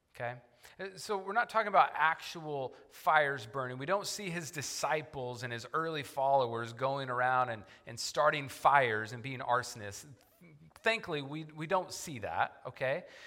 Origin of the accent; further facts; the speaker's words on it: Oklahoma, United States; I grew up in Oklahoma